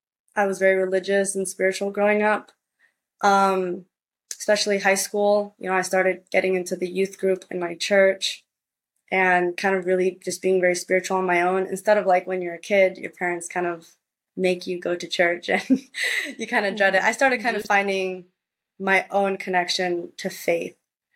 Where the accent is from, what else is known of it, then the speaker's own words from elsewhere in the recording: Puerto Rico; also born or lived in United States; And when I was in Puerto Rico, because I spent part of my childhood growing up in Puerto Rico back and forth between the states, the schools there are Catholic private schools.